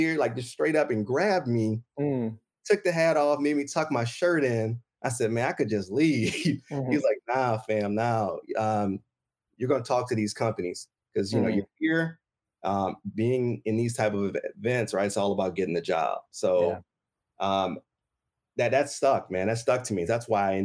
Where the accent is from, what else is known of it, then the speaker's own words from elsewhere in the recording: White Castle, Louisiana, United States; I'm originally from Southern Louisiana. So down south, country boy, White Castle, Louisiana. I love putting my little town on the map